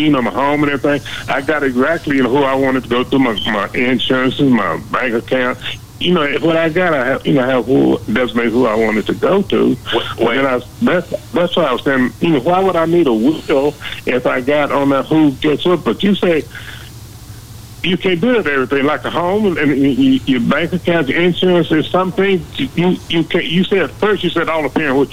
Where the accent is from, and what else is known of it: Rockdale, United States; born or raised there